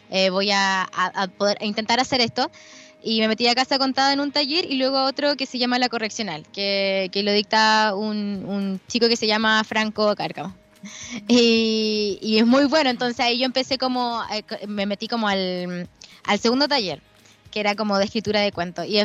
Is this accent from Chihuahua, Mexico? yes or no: yes; Parral, Chihuahua, Mexico; había regresado a Parral, yo soy de Parral, que es un, un lugar bien, bueno, es de provincia, es un pueblo, eh, y el hecho de volver a ese espacio que en el que yo en algún momento habité como niña